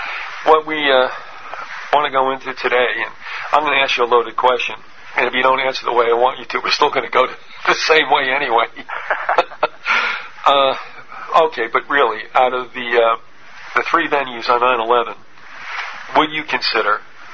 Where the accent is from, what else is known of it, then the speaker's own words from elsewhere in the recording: New York, United States; well, I grew up in the New York metropolitan area